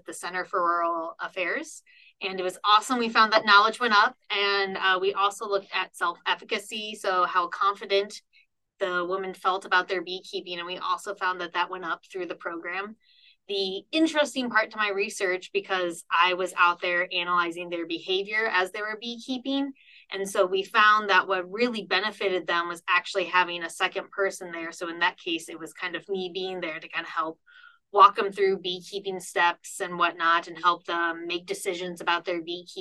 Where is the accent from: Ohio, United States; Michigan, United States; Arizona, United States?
Ohio, United States; moved away as an adult; also born or lived in North Carolina; now in Nebraska, United States; I'm originally from Ohio